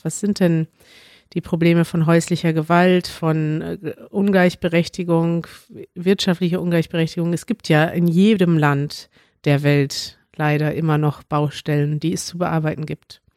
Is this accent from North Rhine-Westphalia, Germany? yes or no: yes; Münster, North Rhine-Westphalia, Germany; now in Berlin, Germany; meine Heimat ist Münster, weil ich da aufgewachsen bin und immer gelebt habe